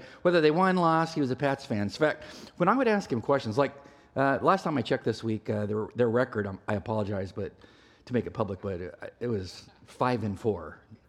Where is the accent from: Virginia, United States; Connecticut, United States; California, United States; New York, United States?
California, United States; I didn't know people from the East Coast because I was from the West Coast.